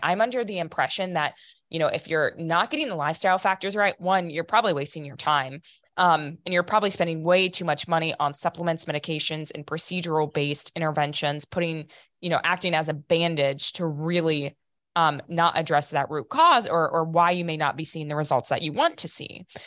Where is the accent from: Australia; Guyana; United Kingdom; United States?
United States; Piqua, Ohio; I'm from north of Dayton, Ohio, a really small town called Piqua.